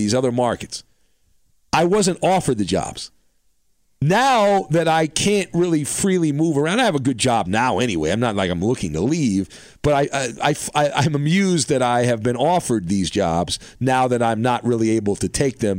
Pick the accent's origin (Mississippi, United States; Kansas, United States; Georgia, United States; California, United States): California, United States; Orange County; I grew up in Orange County